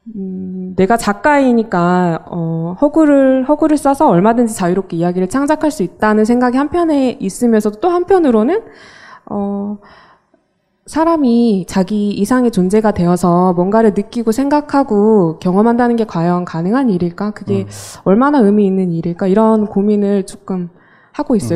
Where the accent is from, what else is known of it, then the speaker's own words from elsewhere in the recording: Mokpo, South Jeolla, South Korea; moved away as an adult; now in Seoul, South Korea; 저는 목포에서 어, 태어나서 고등학교까지 다니고 20살에 서울로 올라왔는데요.